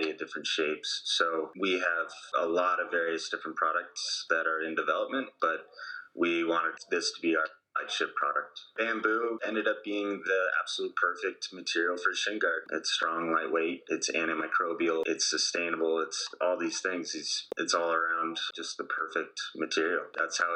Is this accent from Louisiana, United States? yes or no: no; Whitefish, Montana, United States; also born or lived in Boise, Idaho / Spokane, Washington; I grew up in Whitefish, Montana, a little ski town in northwestern Montana.